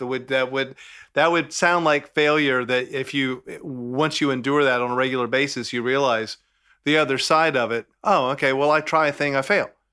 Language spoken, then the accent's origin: English; Southern, United States; accent: Southern; my Southern accent